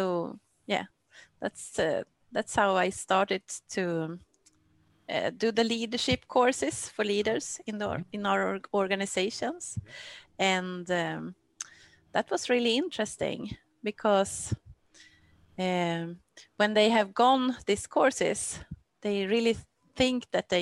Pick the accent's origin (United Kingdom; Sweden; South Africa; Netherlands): Sweden; I'm from Sweden